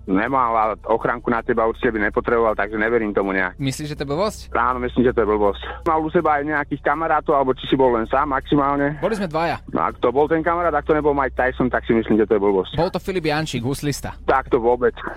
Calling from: Vienna, Austria; Ja vás počúvam z Viedne.

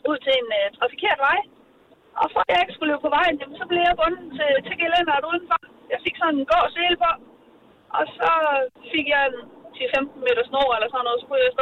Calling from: Ruds Vedby, Zealand, Denmark; Rudes Vedeby.

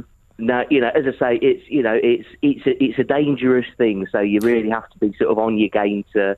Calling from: Retford, East Midlands, United Kingdom; I'm calling from Retford in Nottinghamshire.

